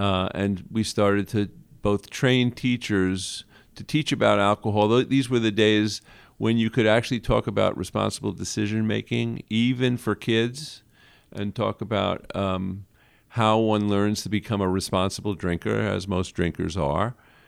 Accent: Brooklyn, New York, United States; I grew up in Brooklyn and was born the year Jackie Robinson integrated baseball.

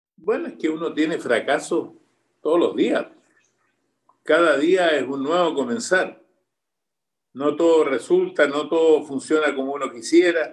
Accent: Chile; moved away as an adult; now in Miami, United States; los que somos chilenos

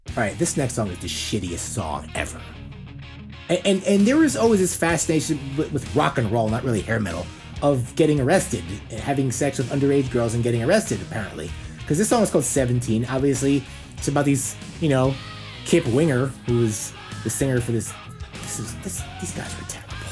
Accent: New Jersey, United States; I'm from New Jersey.

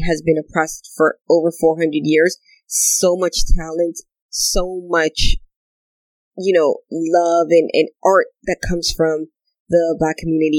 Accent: Canada; also born or lived in Dominican Republic; when I came to Canada at 5

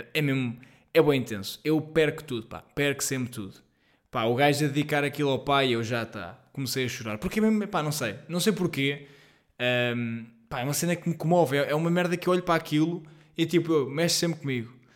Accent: Portugal; nós, enquanto portugueses

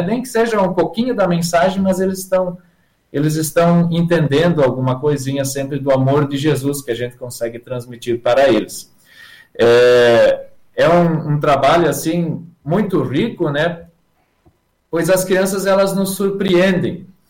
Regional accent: Santa Rosa, Rio Grande do Sul, Brazil; moved away as an adult; now in Joaçaba, Brazil; Eu sou natural da cidade de Santa Rosa, no Rio Grande do Sul

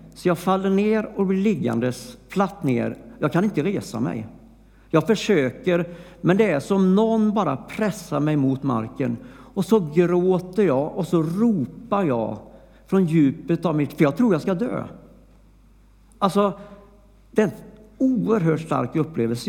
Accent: Flobby, Västra Götaland, Sweden; jag var ju från Flobby

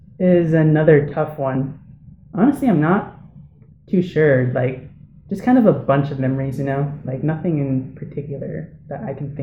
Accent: Deering, Alaska, United States; I'm from Deering, but most of my family is from Kivalina.

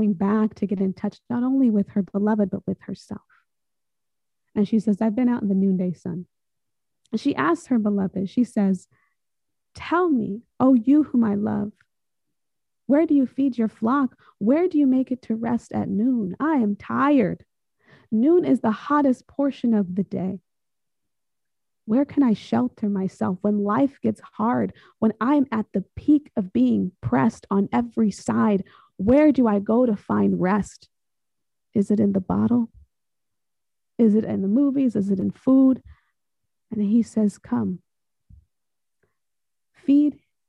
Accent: Salinas Valley, California, United States; I come from California. I come from around the Salinas Valley

